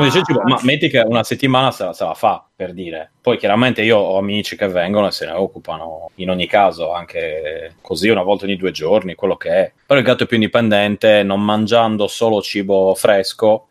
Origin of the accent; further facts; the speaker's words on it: Cagliari, Sardinia, Italy; moved away; quello che ho a Cagliari, quando torno a casa